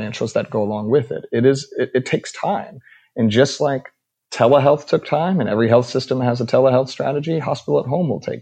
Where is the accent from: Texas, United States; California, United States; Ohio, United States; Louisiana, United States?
Louisiana, United States; Baton Rouge; I grew up in Louisiana